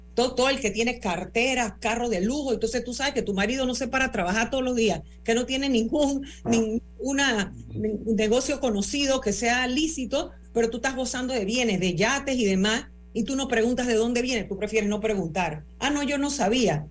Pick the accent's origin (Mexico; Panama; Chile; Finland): Panama